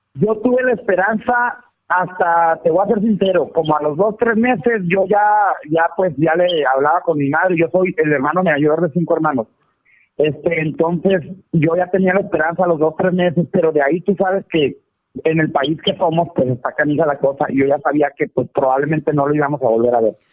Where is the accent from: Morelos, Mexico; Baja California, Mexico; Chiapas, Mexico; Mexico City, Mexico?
Baja California, Mexico; Valle de la Trinidad; also born or lived in United States; now in Mexicali, Mexico; Yo estoy en Mexicali, Baja California, más soy originario de Valle de la Peña